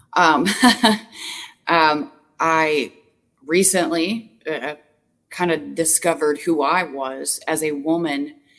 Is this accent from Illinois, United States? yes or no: yes; Southern Illinois, United States; moved away as an adult; now in Wisconsin, United States; I moved to Wisconsin, so I'm from Southern Illinois, and I moved to Wisconsin um, eight years ago